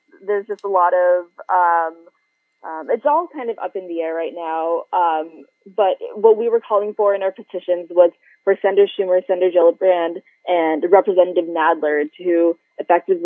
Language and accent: English; Philippines; now in United States; my positionality here in this country as a Filipino immigrant